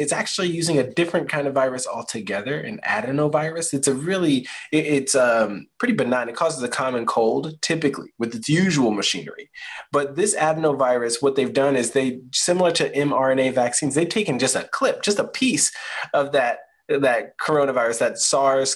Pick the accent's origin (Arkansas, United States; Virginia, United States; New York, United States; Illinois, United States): Virginia, United States; Spotsylvania County; now in Charlottesville, United States; Spotsylvania County, Virginia, nice and rural, in Central Virginia.